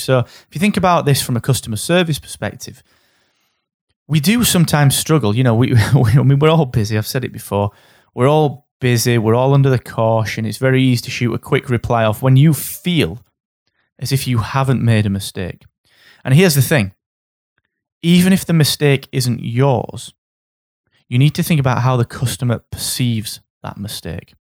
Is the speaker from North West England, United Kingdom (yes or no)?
no; Barnsley, Yorkshire and the Humber, United Kingdom; I'm from Barnsley.